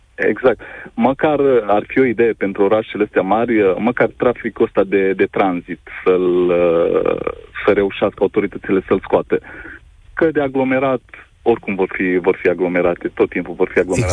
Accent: Cluj-Napoca, Cluj County, Romania; eu te sunt din Cluj

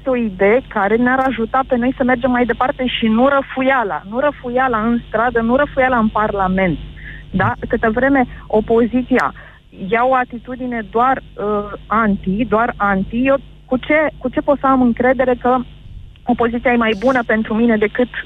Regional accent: Bucharest, Romania; Din București.

